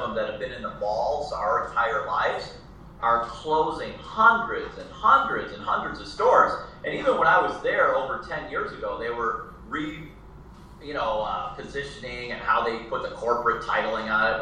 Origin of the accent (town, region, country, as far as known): United States; born or raised there; also born or lived in Chicago; now in San Diego, United States